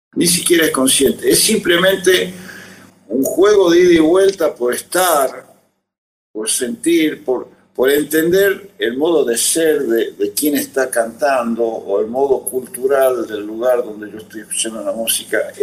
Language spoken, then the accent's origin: Spanish; Tucumán, Argentina; recuerdo una cuna, digamos, social Tucumán que incluyó mucha música con veneración